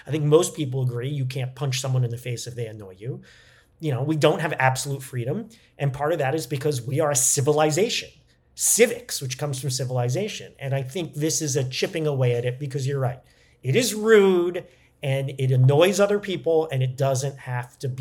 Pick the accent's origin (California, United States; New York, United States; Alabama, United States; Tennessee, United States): New York, United States; we're both from New York